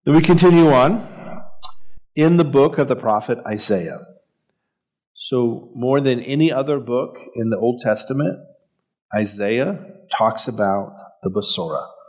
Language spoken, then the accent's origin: English; El Paso, Texas, United States; growing up in El Paso in the valley.